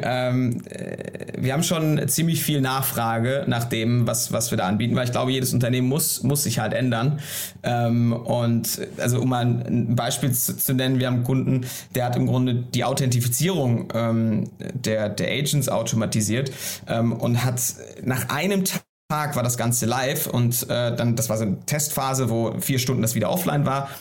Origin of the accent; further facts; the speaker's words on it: Hamburg, Germany; also born or lived in Berlin; ich bin Hamburger und wohne auch am Wochenende mal in Hamburg